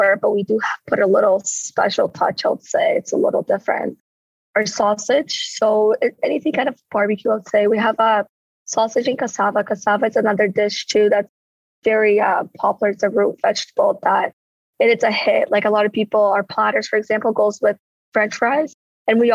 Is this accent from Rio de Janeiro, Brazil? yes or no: yes; Rio de Janeiro, Brazil; now in St. Catharines, Canada; I'm from Rio